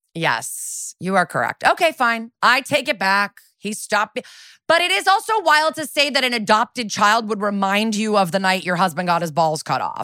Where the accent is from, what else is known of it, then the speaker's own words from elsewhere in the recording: New Canaan, Connecticut, United States; one of my hometown murders is this woman, Jennifer Doulos, who famously had five kids in New, and she, they lived in New Canaan in my town